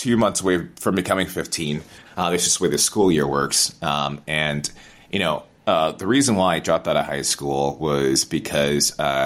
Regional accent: Albany, New York, United States; moved away as an adult; now in Boston, United States; Born and raised in Albany, New York

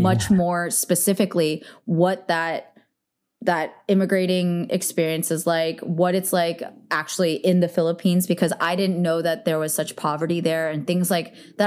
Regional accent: Bay Area, California, United States; I grew up in the Bay

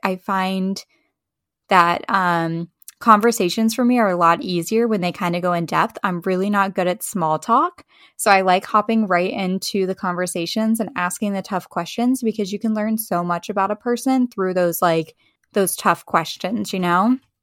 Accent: Charlottesville, Virginia, United States; I grew up in Charlottesville, Virginia, so I have a very strong tie to that community

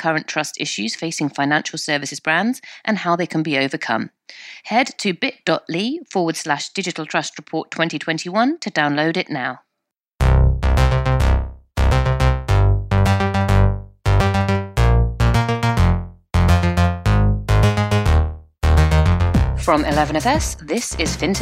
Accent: United Kingdom; I'm British

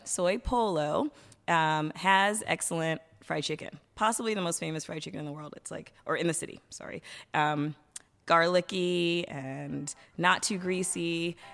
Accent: Washington, District of Columbia, United States; moved away as an adult; also born or lived in Vietnam; now in Bangkok, Thailand; I'm actually originally from Washington, D C

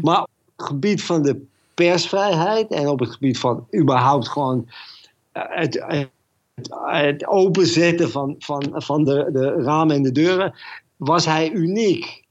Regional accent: Netherlands; moved away as an adult; also born or lived in Moscow; uit Holland

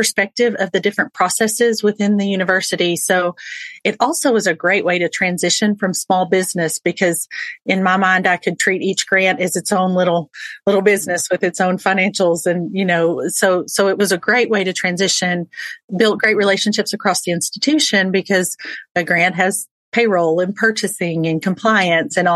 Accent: Texas, United States; I am born and raised in Texas

